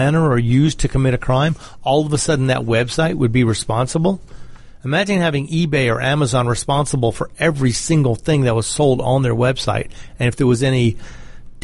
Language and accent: English; Georgia, United States; my home state of Georgia